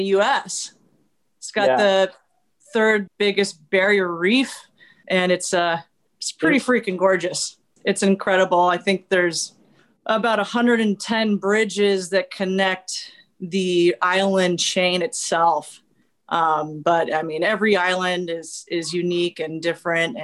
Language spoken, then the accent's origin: English; Armstrong Woods, Sonoma County, Northern California, United States; moved away; I grew up in Armstrong Woods also